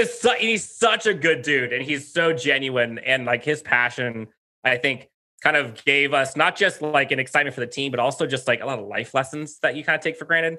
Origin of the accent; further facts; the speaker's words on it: San Diego, California, United States; also born or lived in La Mesa / El Cajon; I grew up in Southern California, so I grew up in San Diego, so I was in La Mesa, uh, area for a bit, El Cajon